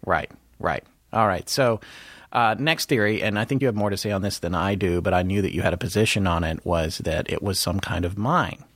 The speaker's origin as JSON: {"language": "English", "region": "the South", "country": "United States", "accent": "Southern", "said": "my Southern accent's gonna be a little dialed up"}